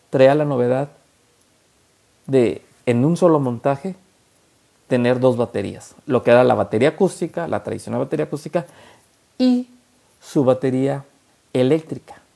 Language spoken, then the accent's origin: Spanish; La Laguna, Coahuila, Mexico; así somos los mexicanos, los laguneros.